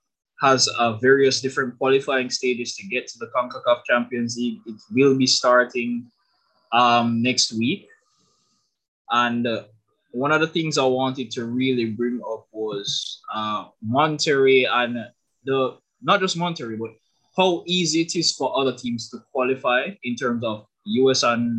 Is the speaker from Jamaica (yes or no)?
yes; Jamaica; Lance, Leon, and I are from Jamaica.